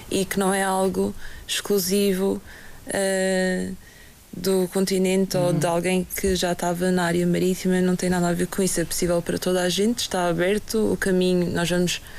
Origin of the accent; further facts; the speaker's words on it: Madeira, Portugal; estas pessoas que são nascidas e criadas na Madeira também. Uh, é algo de, de, que eu sinto muito orgulho.